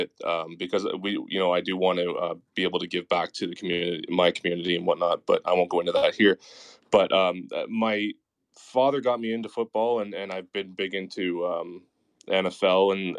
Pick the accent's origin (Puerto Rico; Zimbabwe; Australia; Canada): Canada; Yeah, I'll do both. So CFL is the Toronto Argonauts.